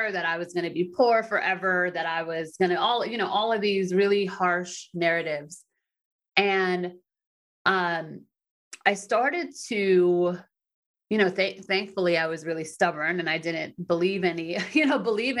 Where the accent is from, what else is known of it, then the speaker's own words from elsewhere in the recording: East Coast of the United States, United States; I grew up in the United States and the East Coast in the United States